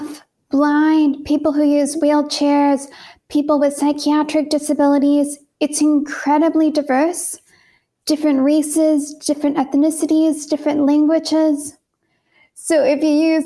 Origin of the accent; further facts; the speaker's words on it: San Francisco Bay Area, California, United States; moved away as an adult; also born or lived in Portland, Oregon / Massachusetts; I was born in California in the San Francisco Bay Area.